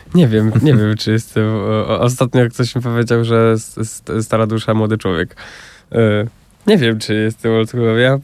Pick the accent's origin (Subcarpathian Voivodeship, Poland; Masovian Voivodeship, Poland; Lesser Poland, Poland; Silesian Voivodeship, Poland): Masovian Voivodeship, Poland; about 60 km from Warsaw; born or raised there